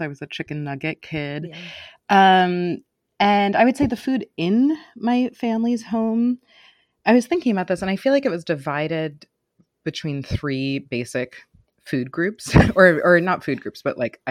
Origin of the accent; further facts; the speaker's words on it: New York City, New York, United States; I grew up in Manhattan until I was about eight, and then my family moved to the suburbs, um, about half an hour outside of New York City